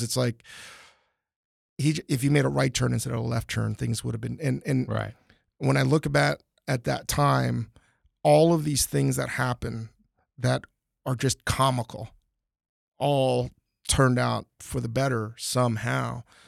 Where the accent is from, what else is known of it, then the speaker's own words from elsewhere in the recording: Northern Virginia, United States; moved away as an adult; now in Los Angeles, United States; growing up in Northern Virginia